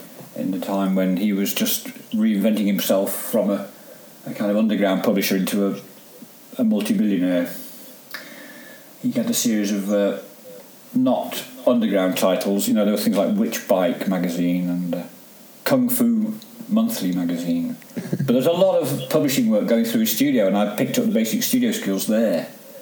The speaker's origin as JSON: {"language": "English", "town": "Derby", "region": "East Midlands", "country": "United Kingdom", "tie": "born or raised there", "also_born_or_lived": "Staffordshire / Cheshire", "said": "Well, all around really, but a lot the Midlands mainly, Derbyshire, Staffordshire, Cheshire. That, you know, we moved around quite a lot, but I settled in Derby towards the end of my home life."}